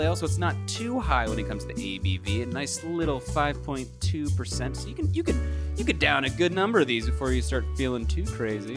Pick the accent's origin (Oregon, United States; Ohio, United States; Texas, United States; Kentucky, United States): Kentucky, United States; I grew up in Kentucky